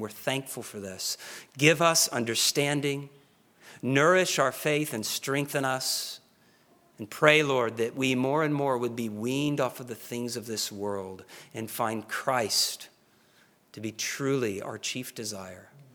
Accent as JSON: {"language": "English", "region": "Oklahoma", "country": "United States", "said": "I'm from Oklahoma"}